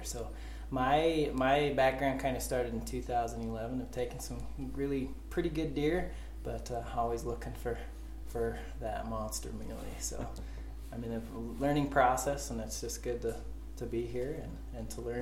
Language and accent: English; Star Valley, Wyoming, United States; I grew up in Star Valley, Wyoming